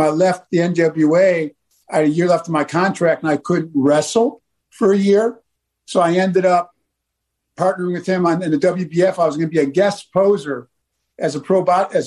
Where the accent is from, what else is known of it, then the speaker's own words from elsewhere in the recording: Buffalo, New York, United States; moved away as an adult; also born or lived in the South (US); I grew up in Buffalo